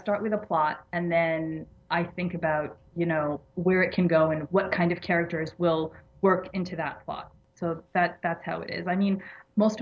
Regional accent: Massachusetts, United States; accent: American; moved away as an adult; now in Egypt; I was born and raised in Massachusetts

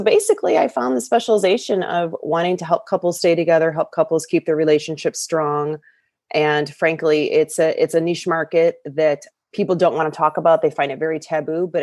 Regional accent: Michigan, United States; moved away as an adult; now in California, United States; I'm from Michigan, raised with very Midwest values, Midwest lifestyle

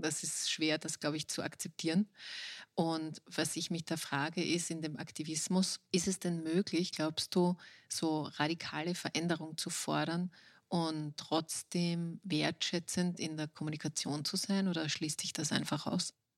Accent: Austria

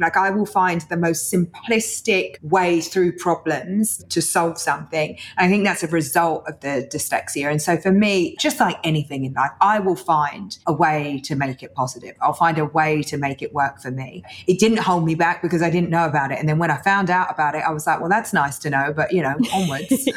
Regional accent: London, United Kingdom; I was born in East London. You know, my mum was a single working mum, and I'm the eldest of four girls

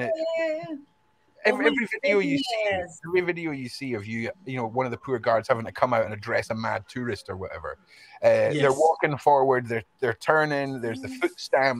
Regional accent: Scotland, United Kingdom; I'm from Scotland

